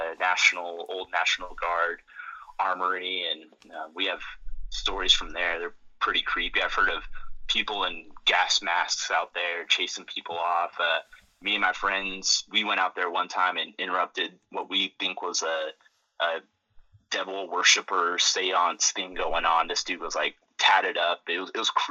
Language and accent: English; Roswell, New Mexico, United States; moved away; I grew up in Roswell